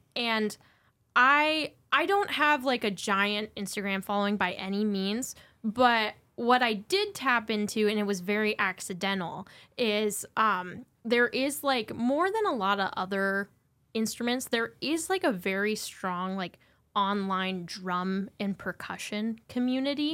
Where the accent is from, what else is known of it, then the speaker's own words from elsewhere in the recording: Montana, United States; I grew up in Montana.